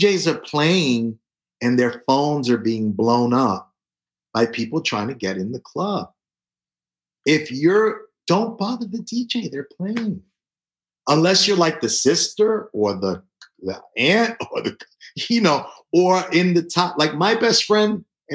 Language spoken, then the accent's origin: English; New York City, New York, United States; I was born in the South Bronx when it was burning and when Son of Sam was around shooting people. That's kind of, you know, what I remember about growing up on 149th Street and Tintin Avenue